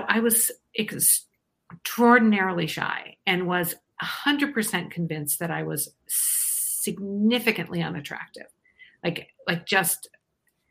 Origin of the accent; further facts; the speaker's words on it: Iowa, United States; now in Eden Prairie, United States; I'm actually from Iowa originally